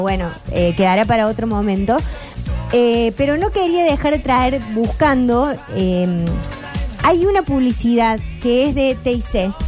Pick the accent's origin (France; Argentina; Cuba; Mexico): Argentina; nos identifica mucho como argentinos